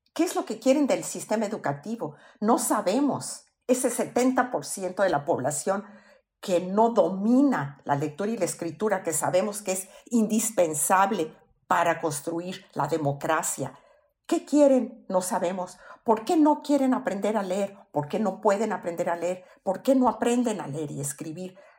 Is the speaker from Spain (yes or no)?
no; Mexico; En México todos somos mexicanos.